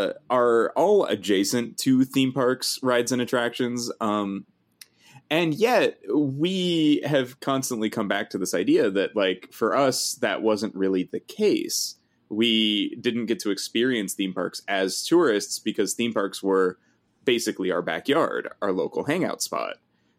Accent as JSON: {"language": "English", "area": "Los Angeles County", "region": "California", "country": "United States", "tie": "born or raised there"}